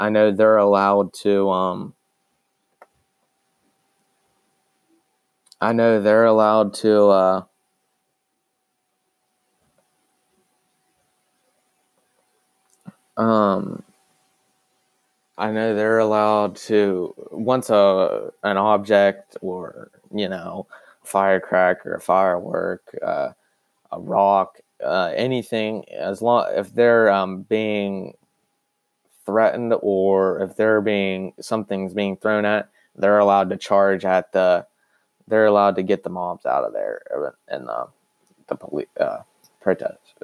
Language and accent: English; United States